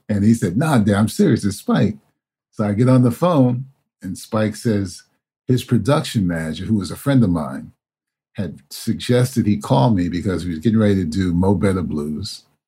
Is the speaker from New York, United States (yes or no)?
yes; New York City, New York, United States; Being born and raised in New York City